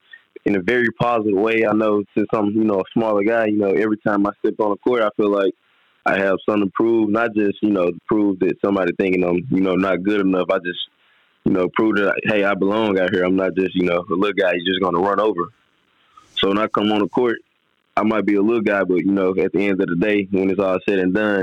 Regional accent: Memphis, Tennessee, United States; everybody in my hometown of Memphis, when they see me, they always bring up Steph Curry.

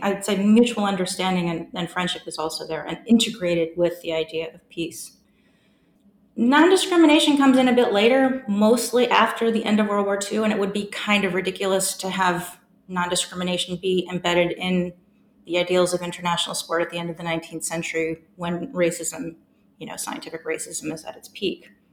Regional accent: San Francisco, California, United States; moved away as an adult; also born or lived in Melbourne, Australia; now in Durham, United Kingdom; I grew up in the fabulous city of San Francisco

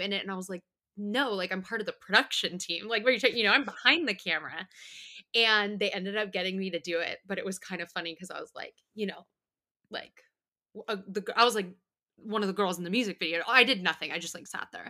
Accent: Bakersfield, California, United States; moved away; I am from Bakersfield, California

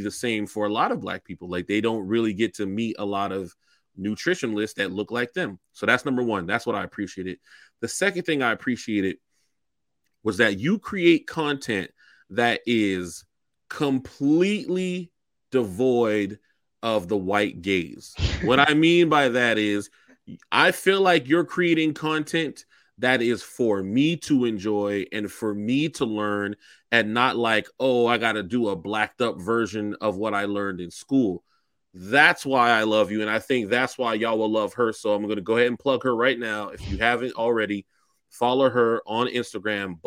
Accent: Charleston, South Carolina, United States; I'm from Charleston. I identify as a Gullah Geechee person

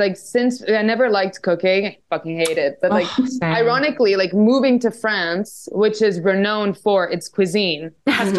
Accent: Macau; And I'm like, yeah, I'm from Macau. And he's like, oh, you speak Cantonese? I'm like, I speak Mandarin.

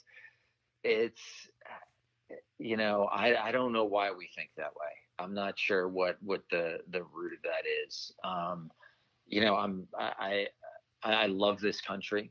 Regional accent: New York, United States; I'm from New York

